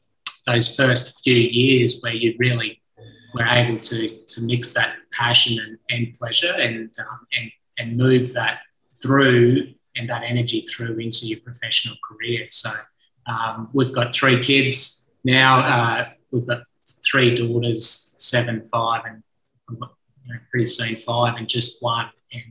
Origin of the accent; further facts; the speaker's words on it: Sunshine Coast, Queensland, Australia; I grew up on the Sunshine Coast of Queensland, on the east coast of Australia, led a charming childhood, really. We had grew up on 20 acres of land. We had a little hobby farm